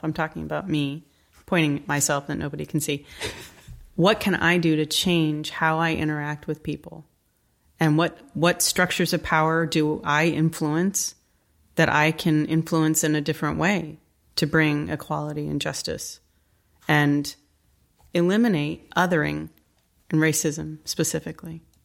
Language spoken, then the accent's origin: English; New England, Connecticut, United States; I grew up in New England, in Connecticut